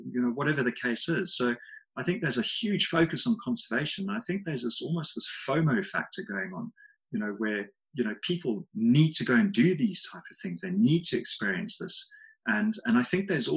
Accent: Zimbabwe; moved away; also born or lived in Harare, Zimbabwe / South Africa / Victoria Falls, Zimbabwe; I grew up in Zim. I grew up in a ranch in the southeast of the country.

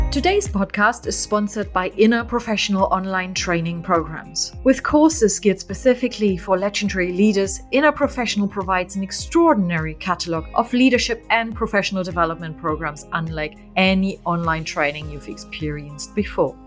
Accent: Germany; moved away; my home country, Germany

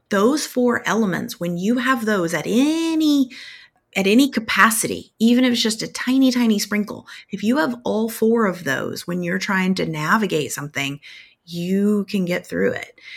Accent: Tornado Alley, United States; I grew up in Tornado Alley

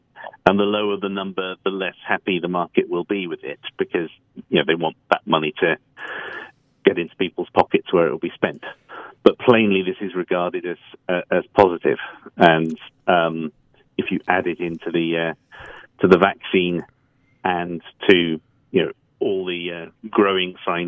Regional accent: England, United Kingdom; now in New York, United States; as another Englishman in New York called …, probably... I do have the photo of John Lennon wearing his New York T-shirt up in my room as we speak.

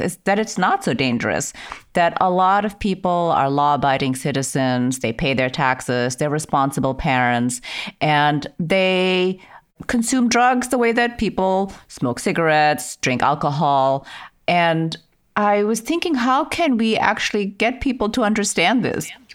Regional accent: Germany; moved away; I grew up in Germany

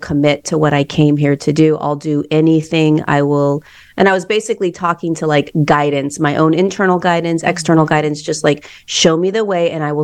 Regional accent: Hermosa Beach, California, United States; I grew up in Hermosa Beach, California

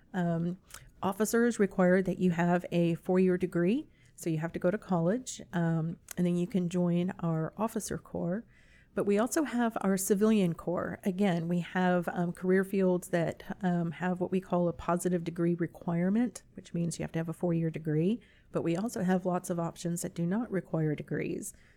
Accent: San Antonio, Texas, United States; moved away as an adult; also born or lived in Virginia; I'm actually originally from San Antonio, so this is home

